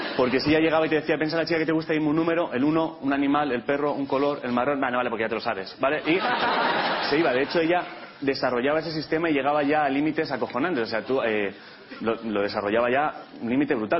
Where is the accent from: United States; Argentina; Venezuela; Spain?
Spain; Catalonia; Yo vengo de Cataluña